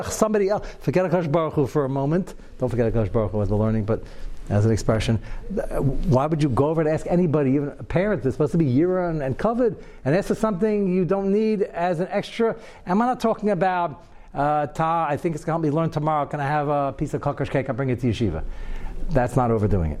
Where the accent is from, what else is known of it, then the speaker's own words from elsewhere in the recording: United States; I'm as American as everybody else and quite young.